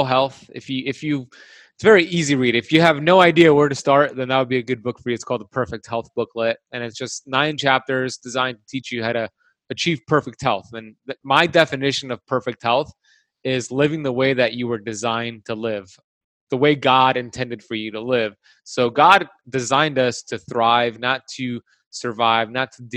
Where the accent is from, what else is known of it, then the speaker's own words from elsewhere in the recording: Miami, Florida, United States; I was born and raised in Miami